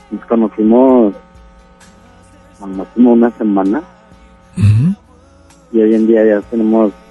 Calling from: Guadalupe, Nuevo León, Mexico; Eh, de Guadalupe Nuevo.

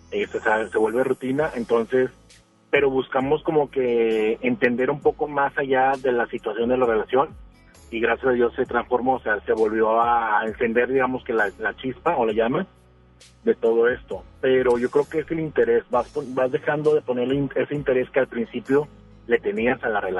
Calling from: Guadalupe, Nuevo León, Mexico; Eh, de Guadalupe.

